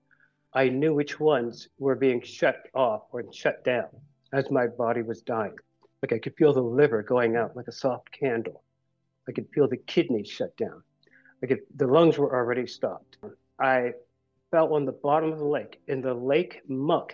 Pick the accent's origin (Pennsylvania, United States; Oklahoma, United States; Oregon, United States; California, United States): Pennsylvania, United States; Philadelphia; I'm from Philadelphia